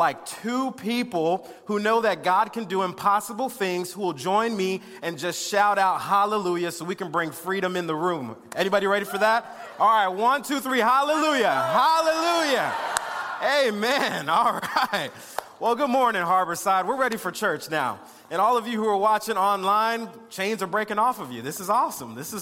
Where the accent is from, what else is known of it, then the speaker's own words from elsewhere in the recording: West Palm Beach, Florida, United States; I was born in West Palm Beach, Florida